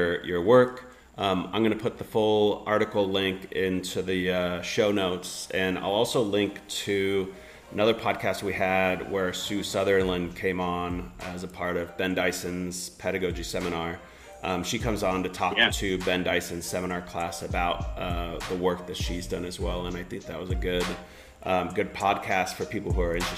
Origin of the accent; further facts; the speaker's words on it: Finland; I grew up in Finland